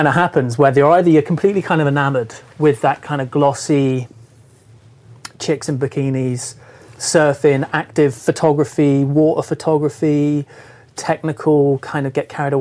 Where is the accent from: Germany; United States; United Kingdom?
United Kingdom; Cornwall, South West England; I'm from Cornwall, from the West Country, and I grew up there